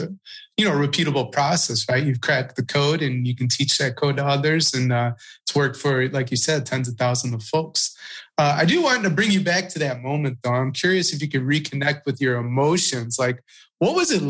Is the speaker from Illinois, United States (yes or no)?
yes; Chicago, Illinois, United States; moved away as an adult; also born or lived in Marietta, Georgia / Houston, Texas; now in New York, United States; I grew up, you know, born and raised in Chicago